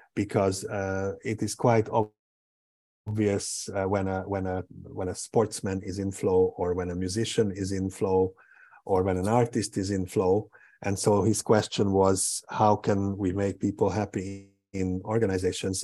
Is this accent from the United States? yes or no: no; Hungary; also born or lived in Portugal; I was born in Hungary. Um, uh, my my uh, my main residence is in Budapest or just outside of Budapest